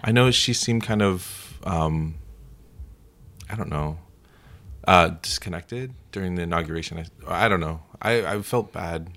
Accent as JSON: {"language": "English", "region": "Florida", "country": "United States", "said": "I went to school uh, in at the University of Florida, and I'm from Florida"}